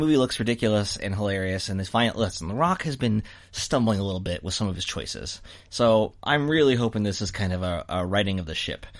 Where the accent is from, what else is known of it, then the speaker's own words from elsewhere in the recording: United States; I'm an American.